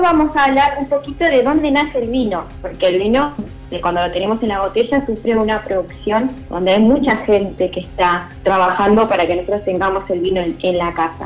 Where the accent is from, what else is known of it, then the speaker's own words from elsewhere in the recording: Cipolletti, Río Negro, Argentina; yo soy de Chipoletti